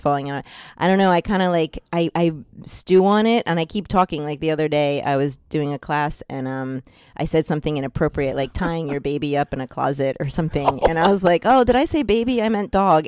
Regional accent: New Jersey, United States; I'm from New Jersey, and I'm Italian

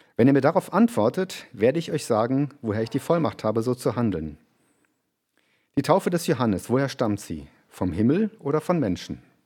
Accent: Germany; now in Graz, Austria; für uns als Deutsche

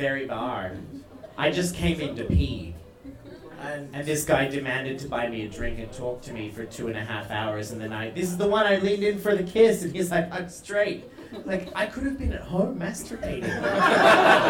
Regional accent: Australia; first language English; now in Iceland; an Australian living in Iceland

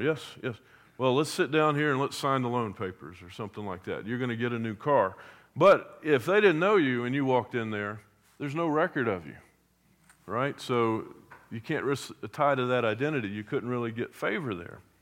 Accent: Hampton Roads, Virginia, United States; I grew up in Hampton Roads

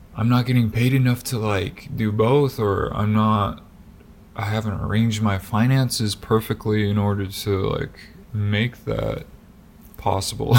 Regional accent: Des Moines, Iowa, United States; moved away as an adult; even when we were back home as we call it because that's where we were raised in Des Moines, like the Des Moines area.

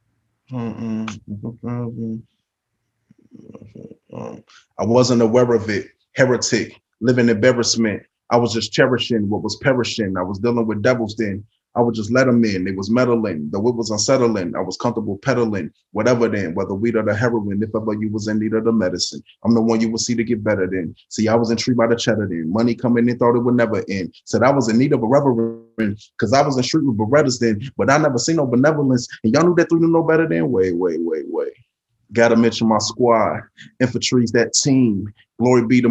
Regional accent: Chicago, Illinois, United States; I live in a city of Chicago. So most people are like, oh, I'm from Chicago, but they live in Matteson, Illinois, or something. Like, I'm really from Chicago

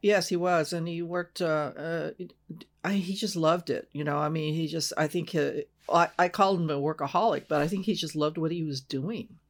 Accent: Los Angeles, California, United States; moved away as an adult; also born or lived in San Jose; I'm originally from Los Angeles

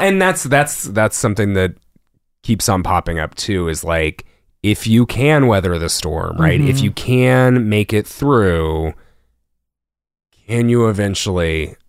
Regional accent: El Paso, Texas, United States; Dude from El Paso, my hometown

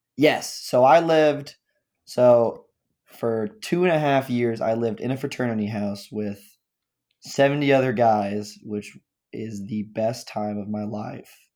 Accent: Overland Park, Kansas, United States; I'm from Overland Park, Kansas.

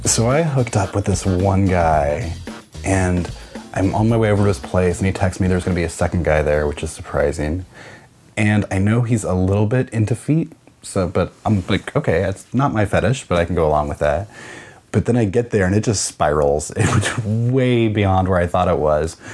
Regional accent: Kansas, United States; I am originally from Kansas

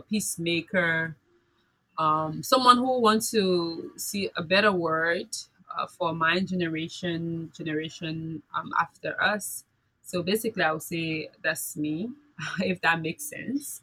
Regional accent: Liberia; my experiences from growing up in Liberia

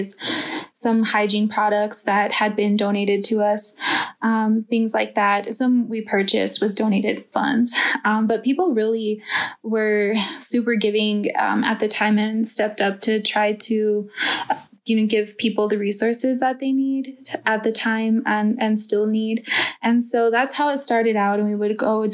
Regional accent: Nambe Pueblo, New Mexico, United States; moved away as an adult; now in Chinle, United States; I'm from Nambe Pueblo, New Mexico.

